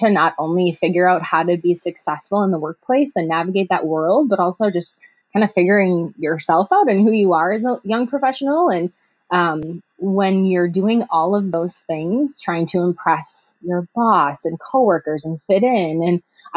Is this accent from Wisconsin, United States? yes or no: yes; Milwaukee, Wisconsin, United States; moved away as an adult; now in Madison, United States; I'm originally from the Milwaukee area in Wisconsin, and I live in Madison now